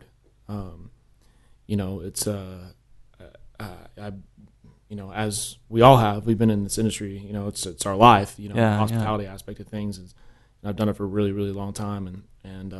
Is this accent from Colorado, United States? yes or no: yes; Colorado, United States; also born or lived in Katy, Texas; my dad changed jobs when I was very young, and I moved to Colorado